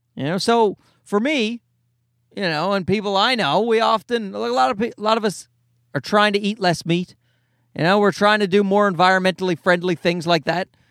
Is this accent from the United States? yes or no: no; Canada; as a Canadian